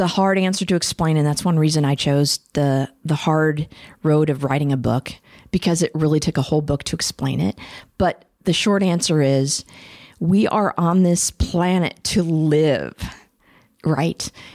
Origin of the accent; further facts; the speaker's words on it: Champaign, Illinois, United States; moved away; also born or lived in Des Moines, Iowa; I grew up in Champaign, Illinois, and Des Moines, Iowa. So I was a Midwestern flatlander